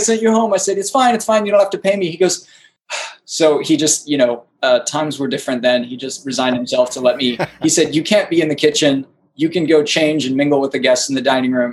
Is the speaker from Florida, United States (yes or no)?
yes; Destin, Florida, United States; moved away as an adult; now in New York City, United States; I'm from Destin up in the Panhandle in Florida.